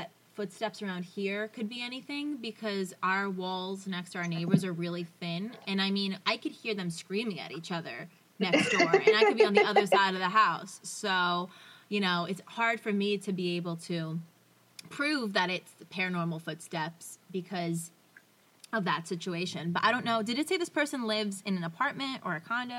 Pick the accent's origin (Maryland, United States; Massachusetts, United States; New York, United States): Massachusetts, United States; Woburn; I grew up in Woburn, Massachusetts, in a house where my grandmother lived with us in her own in-law apartment in the basement.